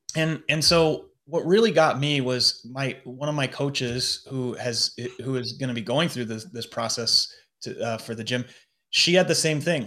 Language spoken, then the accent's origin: English; United States; moved away as an adult; now in London, United Kingdom; I'm in London as an American